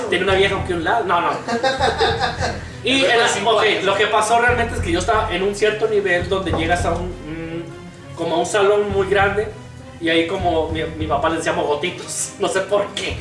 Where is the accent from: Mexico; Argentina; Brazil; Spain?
Mexico; Guadalajara, Jalisco; yo soy de Guadalajara, Jalisco